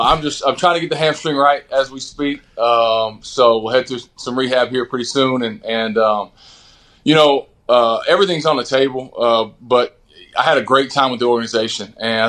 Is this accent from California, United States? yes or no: no; Texas, United States; growing up in Texas